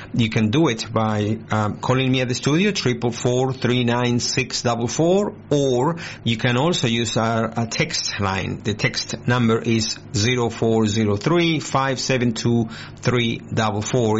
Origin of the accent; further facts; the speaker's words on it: Argentina; moved away as an adult; now in Australia; I was born in Argentina. I came to Australia 23 years ago, 24 almost